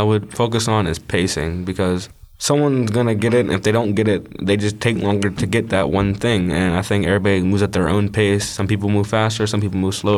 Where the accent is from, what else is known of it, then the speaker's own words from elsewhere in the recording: Wilkinsburg, Pennsylvania, United States; I'm 15, and I'm from Wilkinsburg